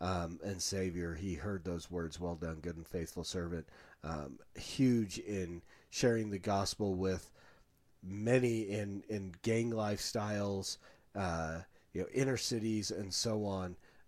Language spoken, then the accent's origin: English; India; growing up in India and being among this place where millions of gods, pretty much anything could be a god, and then finding Christ and being saved